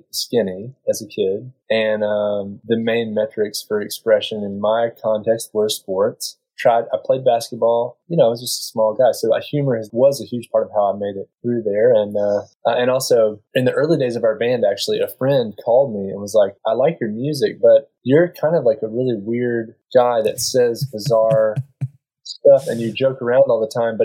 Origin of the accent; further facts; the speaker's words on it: middle of North Carolina, United States; moved away as an adult; now in Charlottesville, United States; we're from North Carolina, but we moved to this area in Charlottesville 6 or 7 years ago